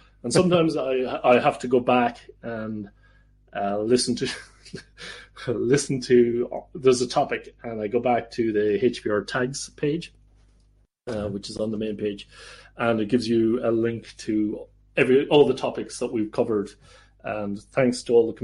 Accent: Ireland; moved away as an adult; now in Netherlands; I am Irish. But I'm also Dutch

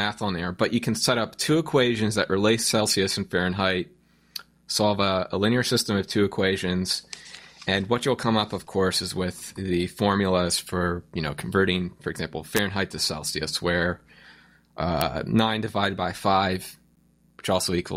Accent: United States; I'm an American

